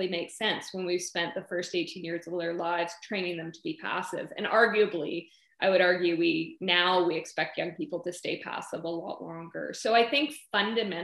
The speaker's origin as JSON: {"language": "English", "area": "the Yukon", "region": "Northern Saskatchewan", "country": "Canada", "tie": "born or raised there", "moved": "yes", "said": "I grew up in Northern Saskatchewan, the Yukon, and really saw firsthand the realities of young people in Canada's north"}